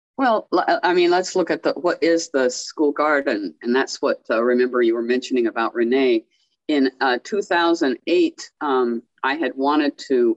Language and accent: English; California, United States; now in Belize; I'm from California.